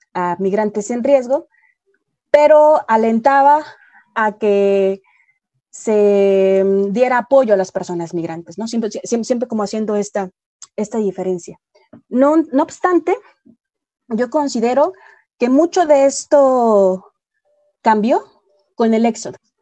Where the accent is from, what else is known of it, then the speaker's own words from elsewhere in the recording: Mexico; como mexicana